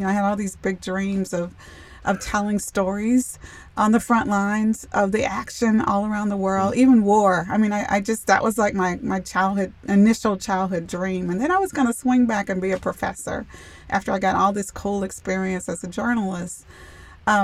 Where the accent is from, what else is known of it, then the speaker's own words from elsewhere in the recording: United States; my own experiences as a Black woman growing up in America?